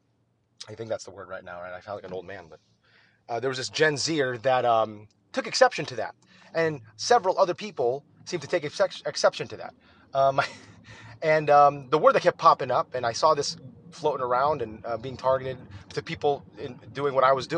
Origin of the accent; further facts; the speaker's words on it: United States; also born or lived in Texas; as an American